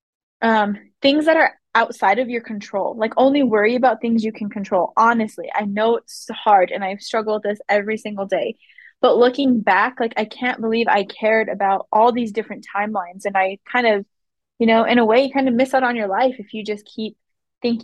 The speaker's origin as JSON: {"language": "English", "town": "Las Vegas", "region": "New Mexico", "country": "United States", "moved": "as an adult", "lives_now": "Albuquerque, United States", "said": "I moved to Albuquerque 15 years ago. I came here for college. I'm from Las Vegas, New Mexico"}